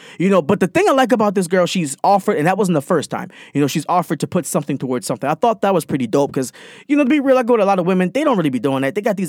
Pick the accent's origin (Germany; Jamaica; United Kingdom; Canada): Jamaica; I'm Jamaican.